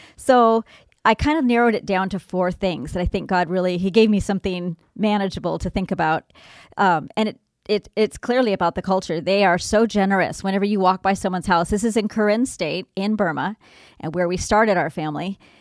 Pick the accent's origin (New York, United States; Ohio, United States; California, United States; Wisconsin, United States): California, United States; Southern; I grew up in Southern California